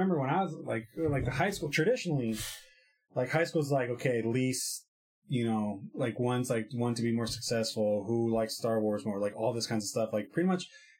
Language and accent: English; Klamath Falls, Oregon, United States; Klamath Falls is kind of like a big town.